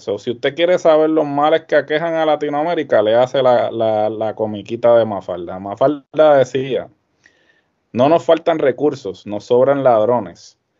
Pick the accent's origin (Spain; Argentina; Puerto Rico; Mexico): Puerto Rico; nosotros siempre hemos vivido en esta burbuja